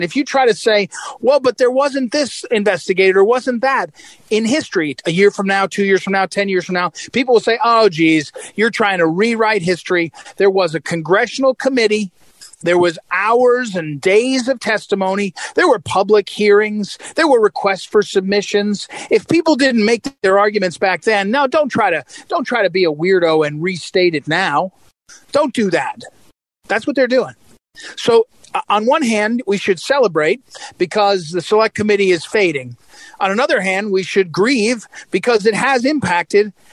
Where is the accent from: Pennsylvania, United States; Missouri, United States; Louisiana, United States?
Missouri, United States; St. Louis; I'm from St. Louis, Missouri